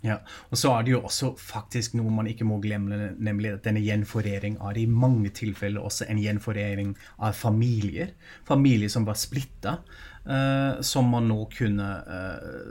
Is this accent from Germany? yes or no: yes; Germany; moved away; jeg er jo tysk selv